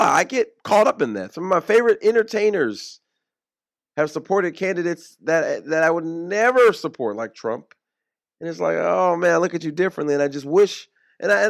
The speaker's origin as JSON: {"language": "English", "region": "the South", "country": "United States", "said": "I'm from the South. My family is from here, from the South."}